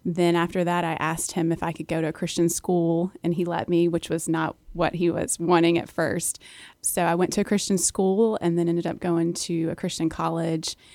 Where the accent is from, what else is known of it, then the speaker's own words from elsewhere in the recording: Charlottesville, Virginia, United States; I grew up in Virginia, in Charlottesville, Virginia